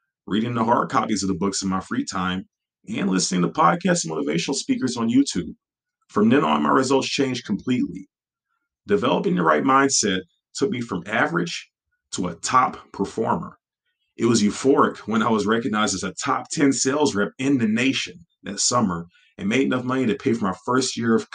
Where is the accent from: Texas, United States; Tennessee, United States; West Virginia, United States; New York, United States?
Texas, United States; Beaumont; the local college in my hometown of Beaumont, Texas